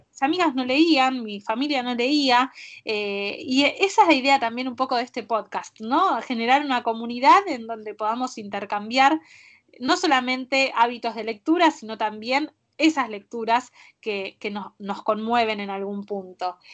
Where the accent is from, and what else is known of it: Argentina